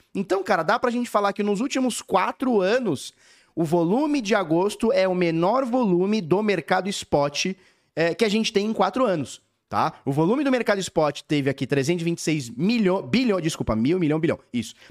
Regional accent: Brazil; como a gente é brasileira tudo

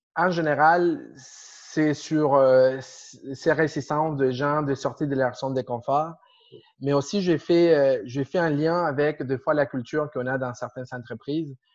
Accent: Argentina; French is a second language; moved away as an adult; now in Montreal, Canada; Je viens d'Argentine. De, de, euh, déjà déjà 15 ans ici

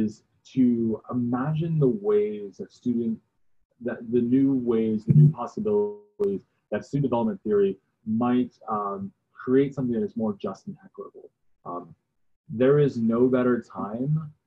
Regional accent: New Jersey, United States; moved away; I grew up in New Jersey

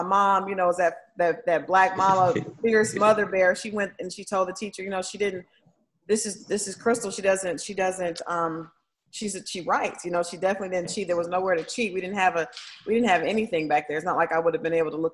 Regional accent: Tulsa, Oklahoma, United States; also born or lived in Toledo, Ohio; now in Atlanta, United States; the majority of my life grew up in Tulsa

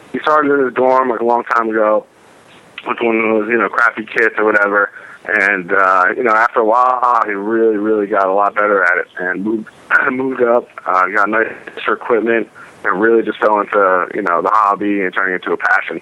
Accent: Westfield, New Jersey, United States; we were born and raised in Union County in Westfield

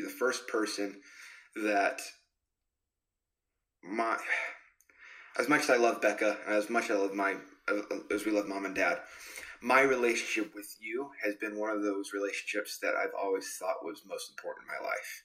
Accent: California, United States; moved away; grew up in California. Started out in California.

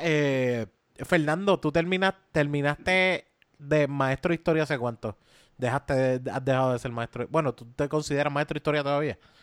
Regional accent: Caguas, Puerto Rico; yo soy de Caguas

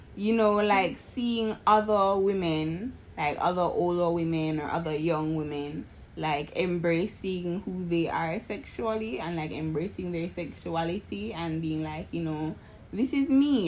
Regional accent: Jamaica; I'm from Jamaica

